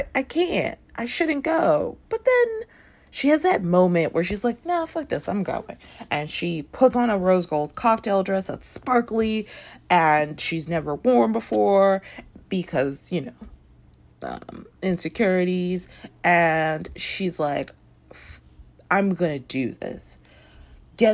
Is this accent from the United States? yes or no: no; Toronto, Ontario, Canada; moved away as an adult; I grew up in Toronto. Long story. Anyway, was there from like when I was like 5 and a half to 26.